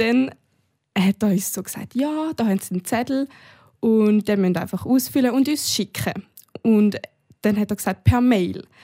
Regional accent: Switzerland; bei uns in der Schweiz

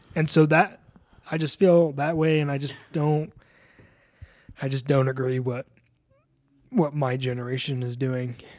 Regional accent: Colorado, United States; I'm from Colorado

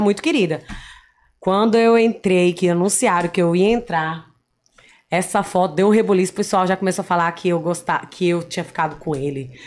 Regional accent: Rondônia, Brazil; moved away as an adult; also born or lived in São Paulo; Eu ganhei 11 títulos de beleza em Rondônia

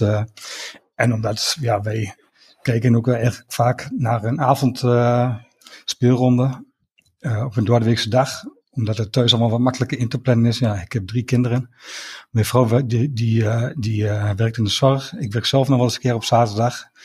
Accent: Enschede, Overijssel, Netherlands; 45 jaar, ik kom ook uit Enschede, getrouwd, drie kinderen.

